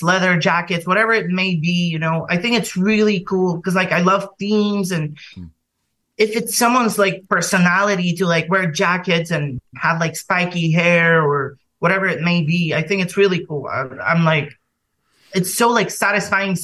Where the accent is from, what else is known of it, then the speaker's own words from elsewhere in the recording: Bulgaria; moved away as an adult; now in London, United Kingdom; I'm from Bulgaria originally